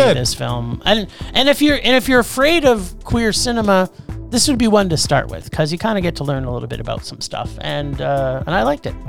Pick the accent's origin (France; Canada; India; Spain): Canada; I'm Canadian